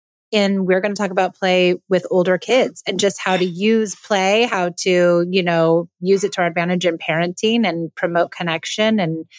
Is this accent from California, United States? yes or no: yes; Los Angeles, California, United States; And we're both from Los Angeles, so it's nice to get away.